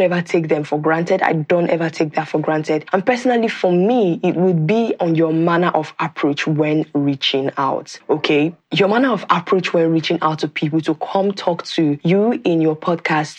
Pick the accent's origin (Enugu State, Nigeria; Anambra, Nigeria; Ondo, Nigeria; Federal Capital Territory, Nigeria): Anambra, Nigeria; Nimo; I am from Nigeria. I am from Anambra State, in a town called Nimo in Anambra State